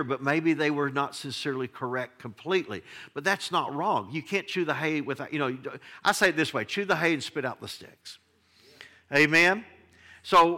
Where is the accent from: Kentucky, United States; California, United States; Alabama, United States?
Kentucky, United States; Flatwoods; I grew up in Flatwoods, Kentucky.